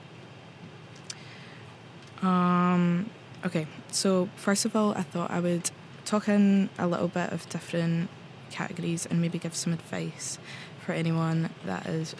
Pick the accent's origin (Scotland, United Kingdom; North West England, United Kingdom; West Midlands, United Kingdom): Scotland, United Kingdom; moved away as an adult; now in Oslo, Norway; I'm from Scotland. I'm here in Oslo for an exchange year